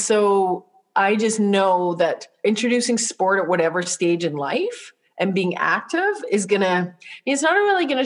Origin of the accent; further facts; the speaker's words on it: Saskatoon, Saskatchewan, Canada; now in Calgary, Canada; We grew up in Saskatoon